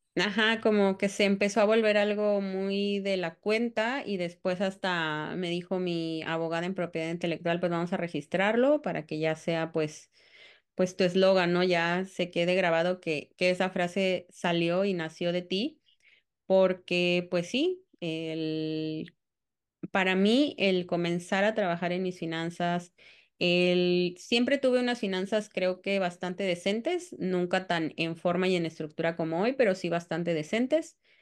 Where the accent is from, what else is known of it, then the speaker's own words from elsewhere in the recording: Cancún, Quintana Roo, Mexico; also born or lived in Tamaulipas; Yo soy de Cancún y no estoy como muy, muy segura. Bueno, más bien llevo 30 años en Cancún, entonces pues soy prácticamente de Cancún